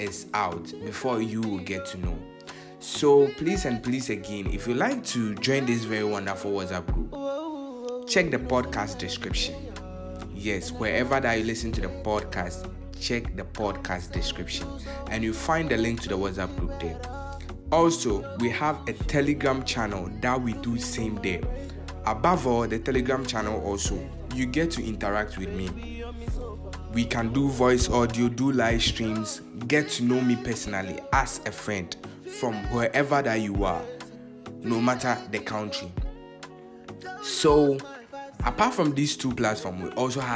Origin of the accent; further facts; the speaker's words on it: Ghana; I'm from Ghana. Yes, Ghana